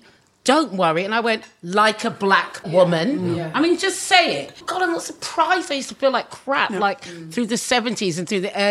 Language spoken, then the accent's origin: English; Suffolk, East of England, United Kingdom; I'm from Suffolk